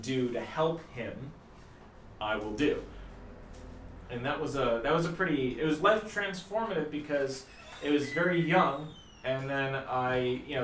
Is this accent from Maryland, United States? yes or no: yes; Olney, Maryland, United States; I grew up in Maryland for the most part